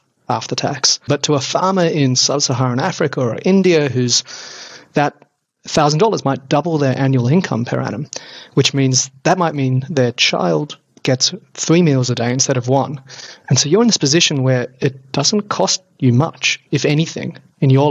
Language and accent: English; Sydney, New South Wales, Australia; where I was born in Sydney